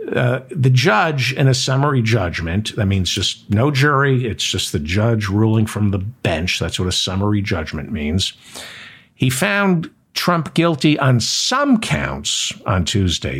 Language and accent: English; New Jersey, United States; I grew up in New Jersey